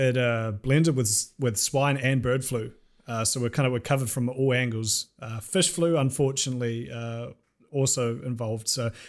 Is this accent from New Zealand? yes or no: yes; New Zealand; which I'm not from Auckland and I don't like Auckland. But like down where I'm from and like bumfuck nowhere, those things just don't exist.